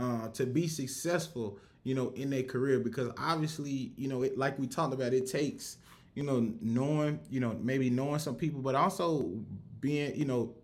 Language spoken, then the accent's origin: English; Rock Hill, South Carolina, United States; I'm from Rock Hill, South Carolina